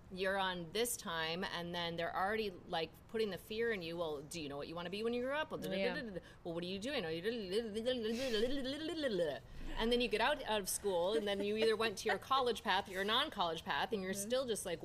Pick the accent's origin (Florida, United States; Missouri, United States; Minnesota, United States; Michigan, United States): Minnesota, United States; I came from Minnesota. I moved to a city that I'd never been to.